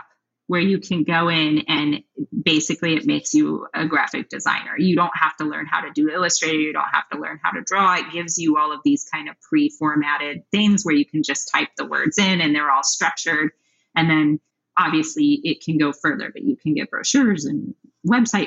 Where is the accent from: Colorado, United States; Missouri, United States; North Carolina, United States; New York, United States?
Colorado, United States; I grew up in Colorado